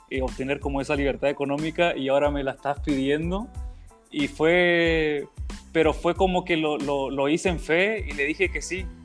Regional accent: Chile; now in Mexico; Porque los chilenos hablamos muy rápido y no pronunciamos las s

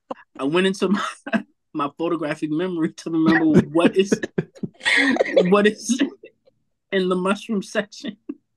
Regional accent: Atlanta, Georgia, United States; I'm classical, but I'm still from Atlanta.

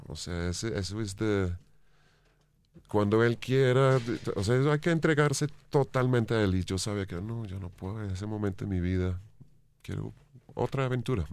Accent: England, United Kingdom; Spanish is a second language; moved away as an adult; now in Bogotá, Colombia; siendo inglés

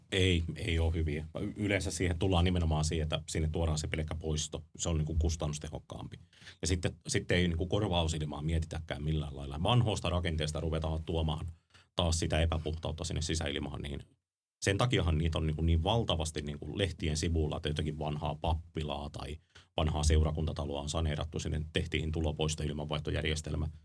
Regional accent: Ostrobothnia, Finland; meillä Pohjanmaalla ammattikorkeakoulussa, ammattikoulussa

